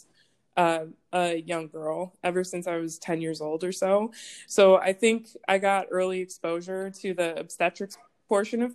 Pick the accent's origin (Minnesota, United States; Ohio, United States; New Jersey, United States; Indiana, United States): Indiana, United States; Northwest; moved away as an adult; now in St. Louis, United States; I'm from Northwest Indiana